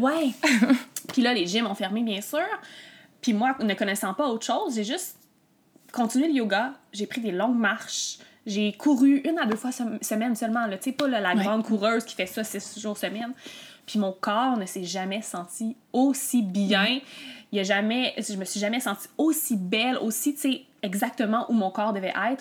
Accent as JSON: {"language": "French", "region": "Quebec", "country": "Canada", "tie": "born or raised there", "also_born_or_lived": "Montreal", "said": "je suis une Québécoise, puis je suis née au Québec"}